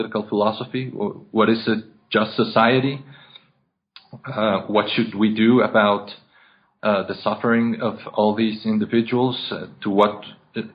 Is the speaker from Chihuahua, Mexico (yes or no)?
no; Mexico City, Mexico; I was born and raised in Mexico City